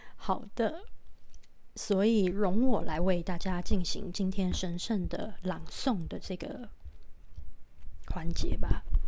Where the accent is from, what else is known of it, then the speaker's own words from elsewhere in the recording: Taiwan; 那是我们台湾人共同的一个， 呃， 大型灾难的回忆